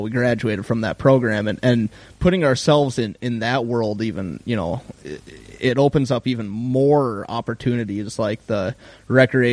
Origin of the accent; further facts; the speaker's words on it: Grand Rapids, Minnesota, United States; now in Duluth, United States; I grew up in Grand Rapids and wound up in Duluth